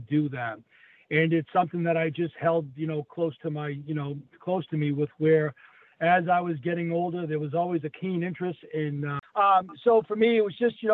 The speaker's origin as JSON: {"language": "English", "town": "Saugus", "region": "Massachusetts", "country": "United States", "tie": "born or raised there", "said": "I grew up in Saugus, which was the next town over"}